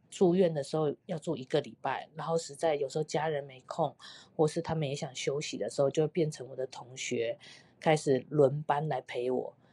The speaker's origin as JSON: {"language": "Chinese", "country": "Taiwan", "moved": "yes", "lives_now": "Canada", "said": "我回台湾的时候"}